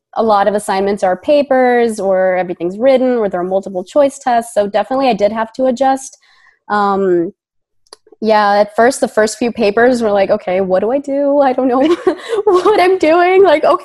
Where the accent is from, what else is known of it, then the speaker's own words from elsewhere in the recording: Boston, Massachusetts, United States; born there; also born or lived in Sicily, Italy; I was born in Boston, Massachusetts, but I've lived 20 years in Italy.